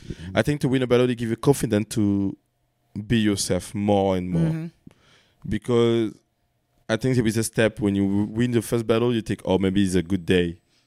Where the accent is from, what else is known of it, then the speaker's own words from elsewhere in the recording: France; I'm from France.